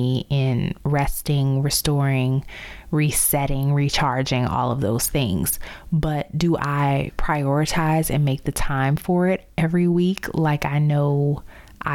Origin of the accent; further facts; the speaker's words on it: New Orleans, Louisiana, United States; moved away as an adult; also born or lived in Baltimore / Chicago / Dallas; from my hometown of New Orleans